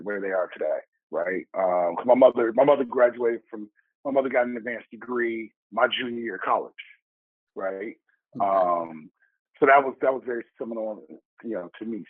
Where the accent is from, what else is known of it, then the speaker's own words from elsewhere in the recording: Chicago, Illinois, United States; moved away as an adult; also born or lived in Asia; now in New York, United States; I'm from the South Side of Chicago.